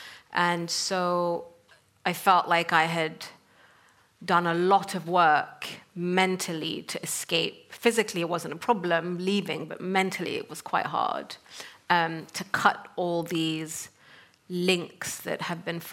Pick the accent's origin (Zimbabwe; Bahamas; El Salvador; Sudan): Sudan; moved away as an adult; also born or lived in North Africa / Middle East; I come from Sudan, and I grew up in North Africa and the Middle East